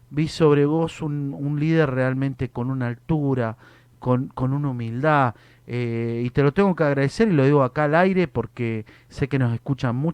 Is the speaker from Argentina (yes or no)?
yes; Argentina; Y eso es a veces lo que, lo que necesitamos como argentinos, ¿no?